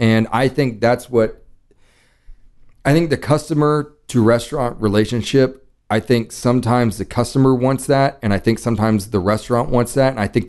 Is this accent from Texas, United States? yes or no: yes; Dallas, Texas, United States; moved away as an adult; I grew up in Dallas. I lived in Dallas till I was 18.